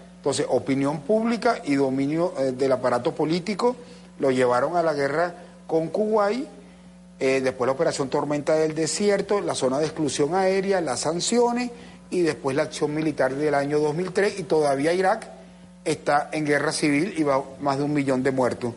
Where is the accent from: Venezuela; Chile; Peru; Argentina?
Venezuela